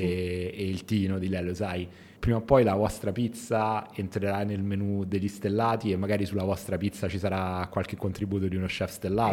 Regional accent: Rome, Lazio, Italy; da romano

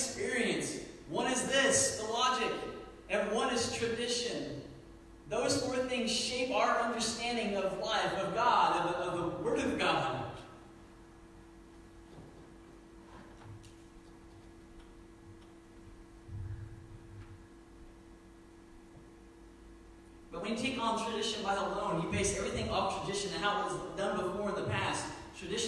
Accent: Indianapolis district, United States; moved away; I grew up on the Indianapolis district

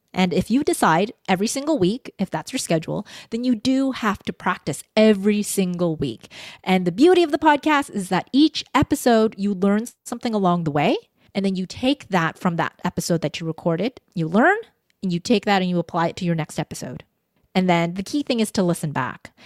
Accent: Vancouver, British Columbia, Canada; I was born in Vancouver, so I had this duality of I'm a Canadian

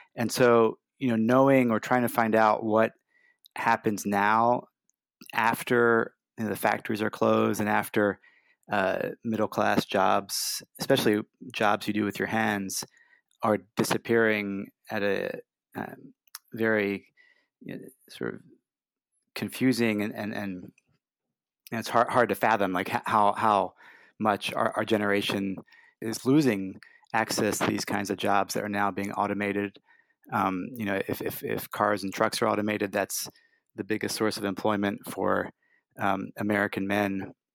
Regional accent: Brussels, Brussels-Capital Region, Belgium; now in United States; I grew up in Brussels

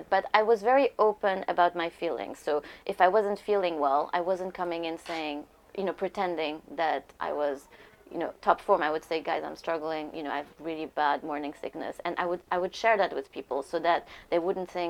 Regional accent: Lebanon; moved away; because uh, I, uh, you know, I came from Lebanon, so I had to be on a visa, which was great because I worked for a German bank.

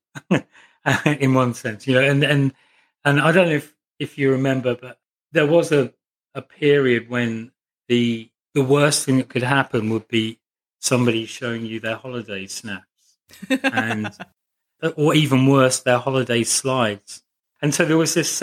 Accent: Northamptonshire, East Midlands, United Kingdom; I grew up in Northamptonshire

